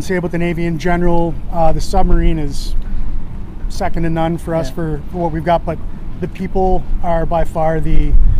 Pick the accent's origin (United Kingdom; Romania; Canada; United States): Canada; Miramichi, New Brunswick; moved away as an adult; now in Halifax, Canada; a Petty Officer Second Class, Senior Sonar Tech on board Windsor, and originally from the Miramichi.